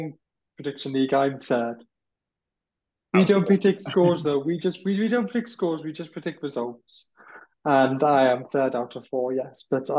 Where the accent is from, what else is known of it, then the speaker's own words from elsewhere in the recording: Bolton, North West England, United Kingdom; now in Bath, United Kingdom; I'm from Bolton, but I do now live in the southwest in Bath.